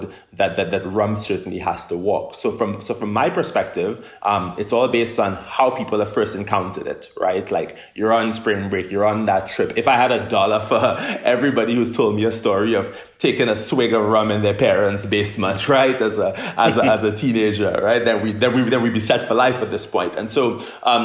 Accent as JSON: {"language": "English", "country": "Trinidad & Tobago", "tie": "born or raised there", "also_born_or_lived": "United Kingdom", "moved": "as an adult", "lives_now": "United States", "said": "I'm somebody who's from Trinidad and Tobago, born and raised in the Caribbean"}